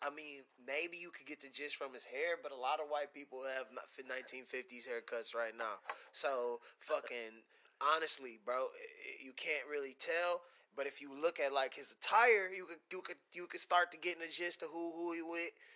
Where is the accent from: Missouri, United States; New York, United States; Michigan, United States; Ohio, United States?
Michigan, United States; Pontiac; moved away; we're from Pontiac, Michigan